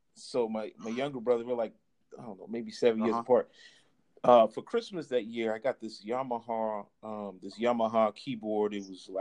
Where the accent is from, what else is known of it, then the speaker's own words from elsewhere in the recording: Charleston, South Carolina, United States; also born or lived in DC, Maryland area (DMV); now in DMV area, United States; I'm definitely originally from Charleston, South Carolina.